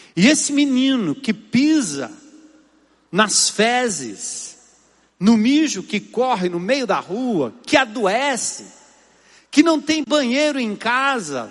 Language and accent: Portuguese; São Paulo, Brazil; nasci em São Paulo, na Zona Norte